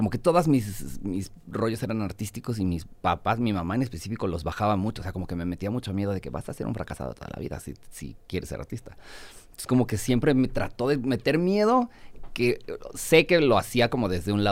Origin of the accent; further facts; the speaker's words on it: Puebla, Mexico; now in Mexico City, Mexico; Yo soy de Puebla